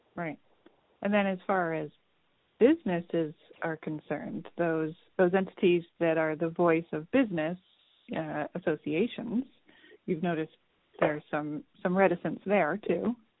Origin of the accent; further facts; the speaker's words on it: Vermont, United States; I'm from Vermont.